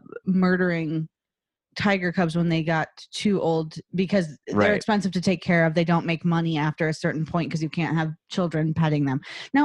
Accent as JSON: {"language": "English", "region": "Midwest", "country": "United States", "said": "we're from the Midwest"}